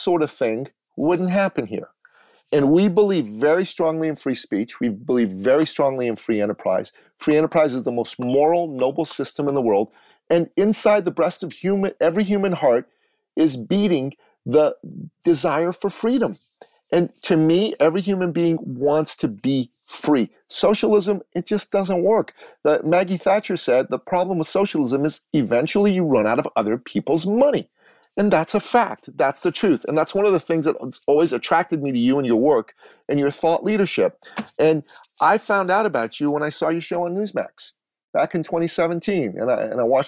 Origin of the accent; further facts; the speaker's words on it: Iran; moved away; I'm a Christian from Iran, an Assyrian Christian